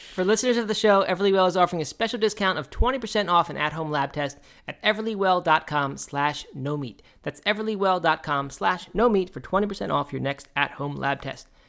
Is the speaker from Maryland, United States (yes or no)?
yes; Baltimore, Maryland, United States; When I was a kid, I grew up in Baltimore